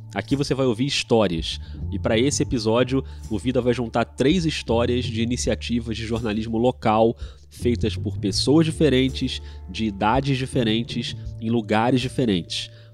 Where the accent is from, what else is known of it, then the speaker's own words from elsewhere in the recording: Rio de Janeiro, Brazil; accent: carioca; como um bom carioca